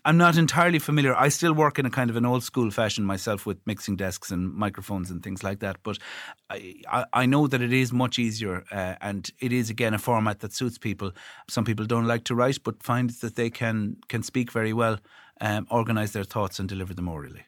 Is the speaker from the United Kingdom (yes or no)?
no; Ireland; when you live in Ireland, I think, and given the fact that that it's our language, it's our national language